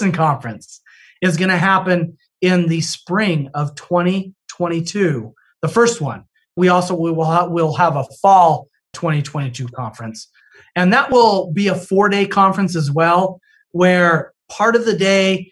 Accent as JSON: {"language": "English", "region": "Utah", "country": "United States", "moved": "yes", "said": "I'm from Utah originally"}